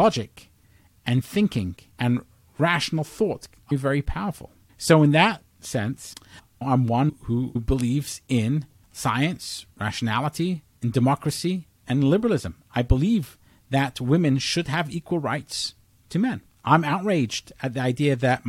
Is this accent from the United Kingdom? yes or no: yes; England, United Kingdom; now in United States; although I was born in England, I'm an American citizen